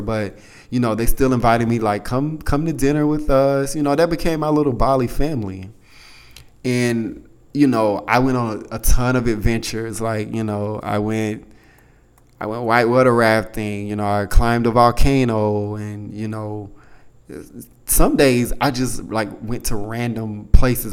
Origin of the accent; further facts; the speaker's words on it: United States; I told her I was from the States